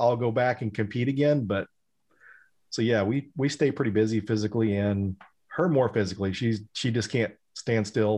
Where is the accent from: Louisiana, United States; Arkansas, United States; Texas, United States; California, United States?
Texas, United States; Denton; Denton, Texas, where I was born and raised and grew up